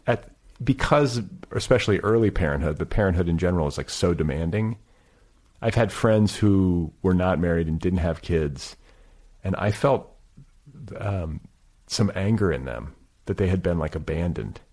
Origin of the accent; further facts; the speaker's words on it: Milwaukee, Wisconsin, United States; moved away as an adult; also born or lived in Midwest; I was raised in Milwaukee, and then I left, you know, I also moved around the Midwest, but then went west for college